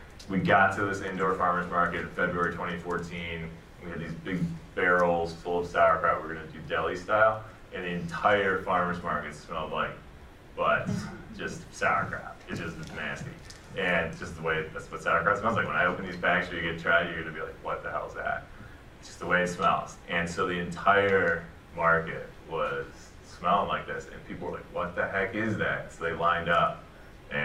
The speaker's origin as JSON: {"language": "English", "town": "Cleveland", "region": "Ohio", "country": "United States", "tie": "born or raised there", "also_born_or_lived": "Virginia", "moved": "as an adult", "said": "growing up in Cleveland, you get like pierogies, sauerkraut, kielbasa"}